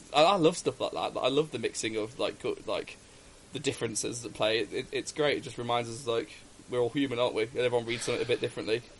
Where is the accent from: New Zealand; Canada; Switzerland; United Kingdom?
United Kingdom; England; being Brit- English myself